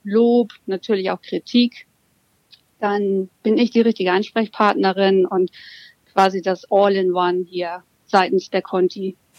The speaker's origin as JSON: {"language": "German", "region": "Hamburg", "country": "Germany", "tie": "born or raised there", "said": "ich bin gebürtige Hamburger Dern und lebe und arbeite entsprechend mit Mann und Hund hier mitten in Hamburg"}